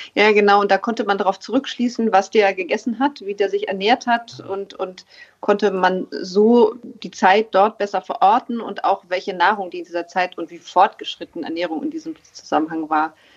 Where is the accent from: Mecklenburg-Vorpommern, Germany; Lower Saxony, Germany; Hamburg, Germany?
Hamburg, Germany; ein Hamburger Mädchen sitzt jetzt hier